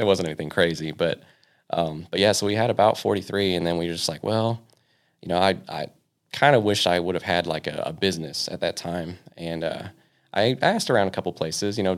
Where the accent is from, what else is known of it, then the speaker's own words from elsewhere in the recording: Victorville, California, United States; moved away as an adult; also born or lived in New Paris, Ohio; originally, I was born and raised in uh, Southern California. Um, so I grew up a lot of my uh, you know kind of young high school days in uh, Victorville